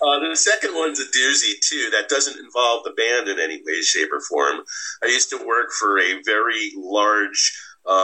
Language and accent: English; Clifton, New Jersey, United States; my hometown of Clifton, New Jersey